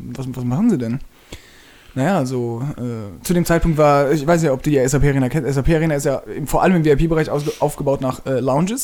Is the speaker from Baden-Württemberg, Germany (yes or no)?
yes; Mannheim, Baden-Württemberg, Germany; also born or lived in Freiburg; ich bin unglücklich in Mannheim, mhm. auch wenn es meine Heimatstadt ist